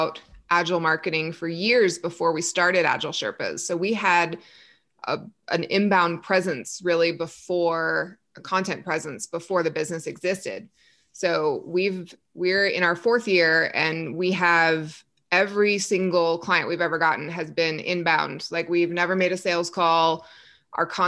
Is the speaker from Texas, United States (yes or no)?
yes; Texas, United States; now in Colorado, United States; I grew up in Texas where we had zero mountains, and now I live within eyeshot of the mountains